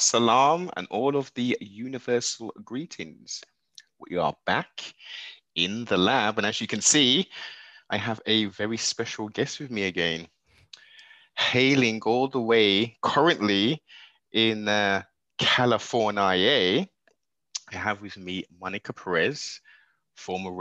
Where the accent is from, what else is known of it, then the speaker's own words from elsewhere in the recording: Birmingham, West Midlands, United Kingdom; accent: English; Sunny Birmingham